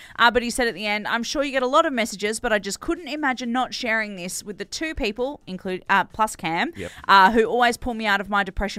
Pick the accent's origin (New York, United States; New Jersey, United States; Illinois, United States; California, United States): New York, United States; Buffalo; I'm from Buffalo, NY, New York, in the US.